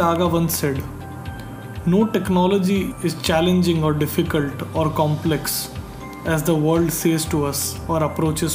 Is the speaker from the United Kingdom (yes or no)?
no; India; from India